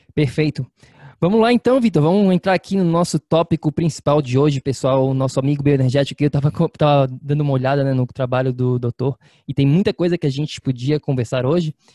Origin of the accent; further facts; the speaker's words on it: Florianópolis, Santa Catarina, Brazil; moved away; está em Floripa, na minha terra natal